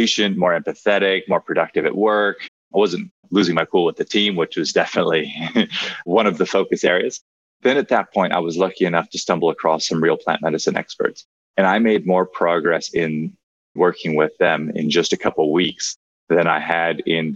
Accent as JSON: {"language": "English", "region": "Hawaii", "country": "United States", "tie": "born or raised there", "said": "I grew up in Hawaii"}